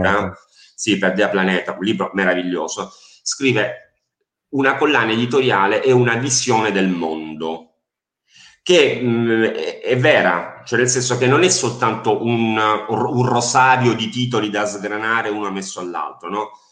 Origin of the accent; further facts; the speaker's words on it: Apulia, Italy; io sono pugliese